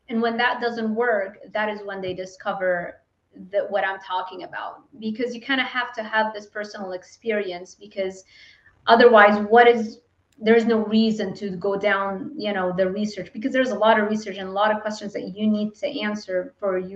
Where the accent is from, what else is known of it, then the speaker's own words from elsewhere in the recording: Lebanon; I wasn't given like opportunities growing up in Lebanon and not really having a lot of money.